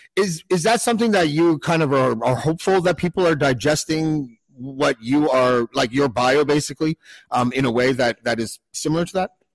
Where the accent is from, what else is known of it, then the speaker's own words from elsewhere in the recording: Canada; I'm from Canada